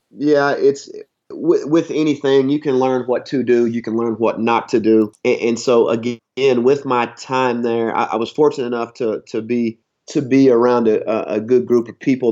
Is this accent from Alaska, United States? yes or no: no; Harlan County, Kentucky, United States; moved away as an adult; also born or lived in Rhode Island / Houston, Texas / Western Washington; now in Washington, United States; I'm from Harlan County, Kentucky, southeast Kentucky. Uh, just mountains and coal mines, and uh, you know that's the Bible Belt.